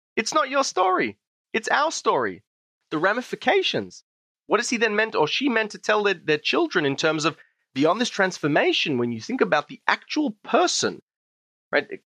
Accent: Israel; Growing up in Israel, you know, your average Jewish education in Israel, you learn close to nothing about North African Jewish culture

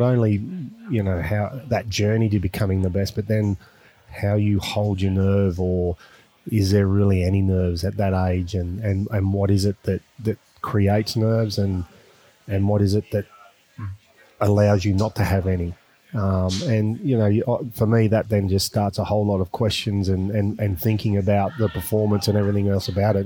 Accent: Australia; being an Australian

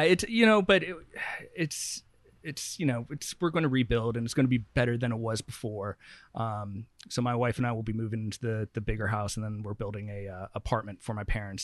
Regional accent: St. Helena, California, United States; also born or lived in San Francisco; I grew up in Santa Elena.

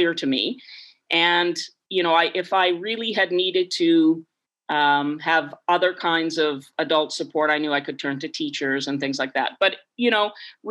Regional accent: Bashaw, Alberta, Canada; also born or lived in Yellowknife; now in Victoria, Canada; growing up in Bashaw in that era

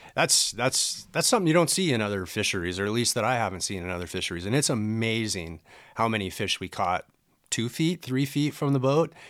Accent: Southern California, United States; also born or lived in Washington State; now in Gig Harbor, United States; I grew up in Southern California. and moved up to Washington State in nineteen ninety-five

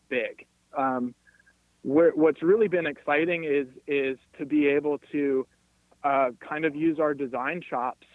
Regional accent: Cincinnati, Ohio, United States; my hometown of Cincinnati

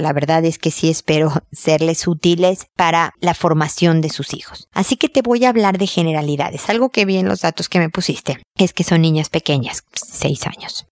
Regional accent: Mexico; moved away as an adult; also born or lived in United States; now in Chile; yo soy mexicana, como puedes escuchar, vivo en Chile desde hace muchos años

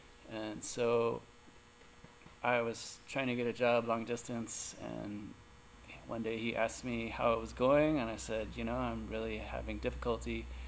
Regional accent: Jacksonville, Florida, United States; I grew up outside of Jacksonville, Florida, which is Northeast Florida. I was on 3 acres with my family

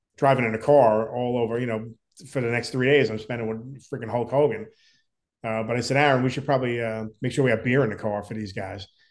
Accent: Long Island, New York, United States; We grew up together on Long Island

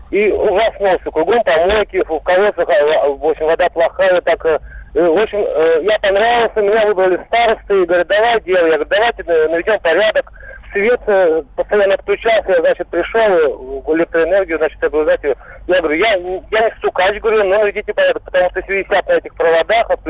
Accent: Vladimir, Vladimir Oblast, Russia; Из города Владимира

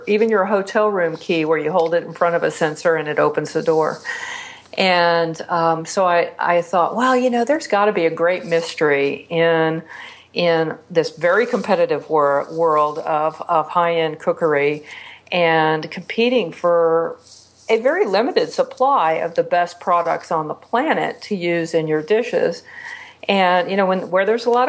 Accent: Texas, United States; now in Las Vegas, United States; I'm from Texas.

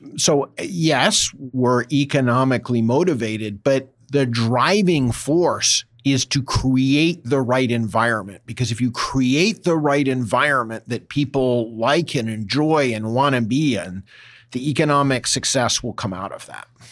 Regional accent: East Coast, United States; moved away as an adult; also born or lived in Boston / New York / Washington / London; now in California, United States; I grew up in the East Coast, spent time in Boston, New York, Washington, uh, and London before coming to California.

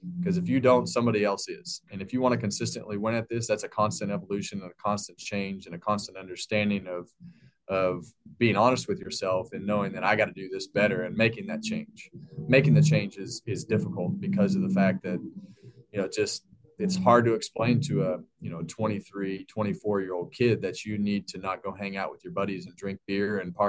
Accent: Bakersfield, California, United States; when I was a kid, I grew up in Bakersfield, California

